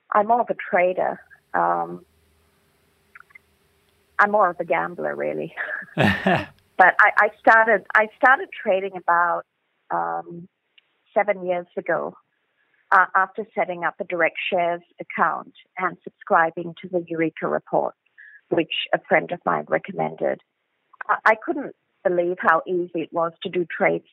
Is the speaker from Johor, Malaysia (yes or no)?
yes; Johor Bahru, Johor, Malaysia; now in Australia; I'm from Malaysia originally, from Johor Bahru, which is at the southernmost tip of West Malaysia, just next to Singapore. I remember JB as a very charming seaside town when I was a kid.